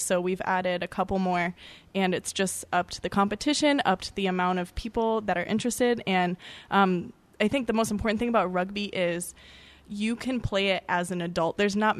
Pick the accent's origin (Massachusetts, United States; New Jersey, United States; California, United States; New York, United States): Massachusetts, United States; now in Tacoma, United States; we're from the East Coast, so this is Massachusetts.